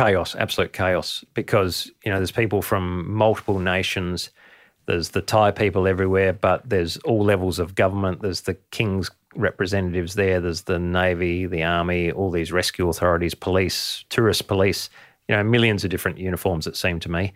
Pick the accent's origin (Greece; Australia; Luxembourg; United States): Australia; Adelaide, South Australia; as a kid, I grew up in Adelaide in the city